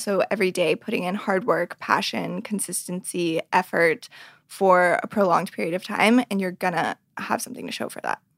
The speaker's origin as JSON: {"language": "English", "town": "Reno", "region": "Nevada", "country": "United States", "tie": "born or raised there", "said": "I grew up in Reno, Nevada"}